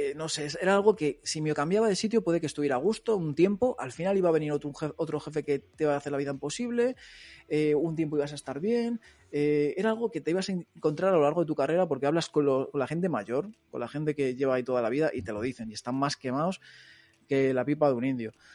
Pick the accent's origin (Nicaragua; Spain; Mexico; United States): Spain; Móstoles, Community of Madrid; moved away as an adult; now in Barcelona, Spain; yo soy de Madrid pero soy de un barrio de Móstoles, o sea, las afueras de las afueras, digamos. Eh, estoy pegado a, a, todo campos de estos de trigo que parece que estás ahí en Castilla-La Mancha